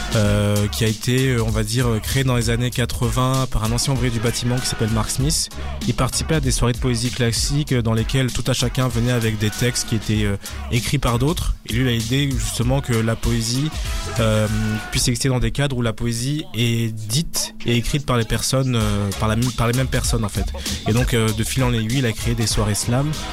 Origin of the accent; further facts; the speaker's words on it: France; moved away as an adult; now in Brussels, Belgium; je suis français, installé à Bruxelles depuis 4 ans